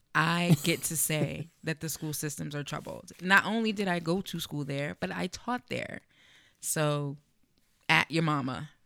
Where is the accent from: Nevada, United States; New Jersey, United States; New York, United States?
New Jersey, United States; East Orange; now in Bloomfield, United States; the next town over on the other side where I grew up in East Orange, no gentrification.